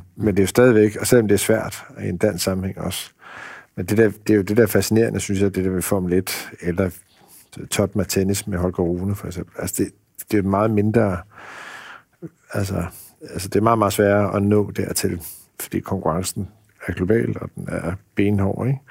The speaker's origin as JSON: {"language": "Danish", "town": "Tølløse", "region": "Zealand", "country": "Denmark", "tie": "born or raised there", "also_born_or_lived": "Iowa, United States / Central Jutland", "said": "jeg voksede op i Tølløse, ikke så langt fra, fra Roskilde"}